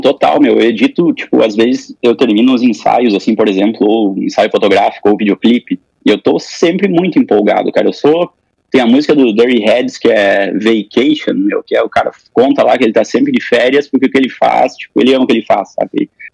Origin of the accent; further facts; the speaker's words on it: Passo Fundo, Rio Grande do Sul, Brazil; eu sou nascido aqui em Passo Fundo, né? Tô aqui, inclusive, agora, na, nesse período da quarentena, na casa dos meus pais